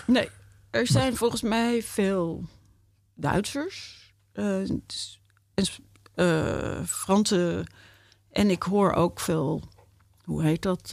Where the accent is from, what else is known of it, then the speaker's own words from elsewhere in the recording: Amsterdam, North Holland, Netherlands; ik ben Amsterdammer.